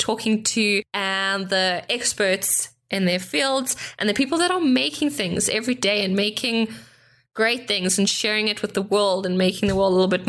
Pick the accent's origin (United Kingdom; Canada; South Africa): South Africa; accent: South African; moved away as an adult; now in Germany; I am South African, which is what my accent is. It's not Australian. It's not, I don't know. Usually I'm mistaken for Australian.